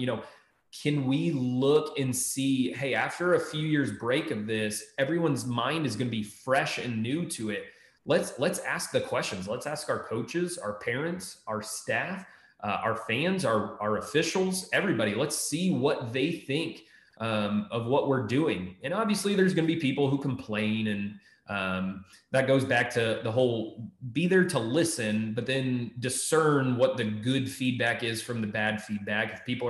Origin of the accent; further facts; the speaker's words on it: Texas, United States; also born or lived in Maryland; now in Ohio, United States; And I came from Texas, before that Maryland. I'm still in my first year in Ohio.